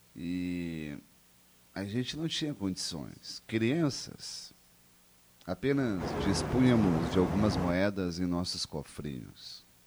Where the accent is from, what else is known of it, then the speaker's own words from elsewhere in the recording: Caxias do Sul, Rio Grande do Sul, Brazil; Caxias do Sul, minha terra natal